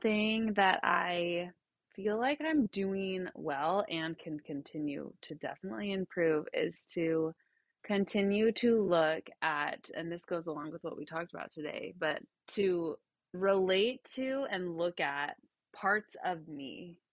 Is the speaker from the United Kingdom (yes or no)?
no; Utah, United States; I grew up in Utah, so there's not a ton of diversity